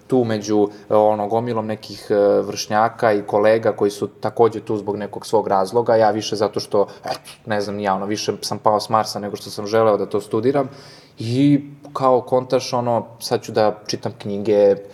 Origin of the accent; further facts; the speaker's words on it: Guča, Šumadija and Western Serbia, Serbia; now in Belgrade, Serbia; Da, ja sam iz Guča, eto, dolazim iz unutrašnjosti, iz jednog malog mesta i sam dolazak u Beograd eh